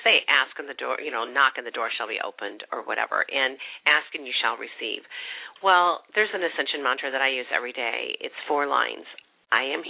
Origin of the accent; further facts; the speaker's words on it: United States; I'm from America